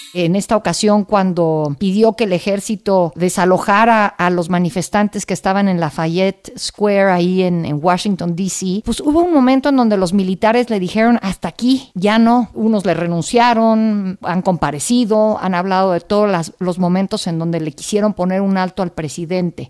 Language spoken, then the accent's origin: Spanish; Mexico; como mexicanos